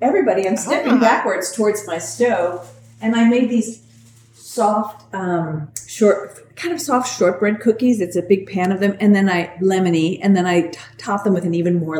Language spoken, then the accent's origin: English; New Jersey, United States; I'm from New Jersey.